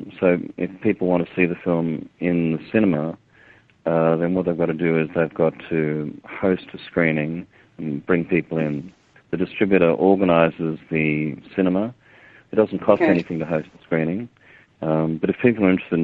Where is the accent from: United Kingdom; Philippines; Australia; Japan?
Australia; I'm a filmmaker from Australia.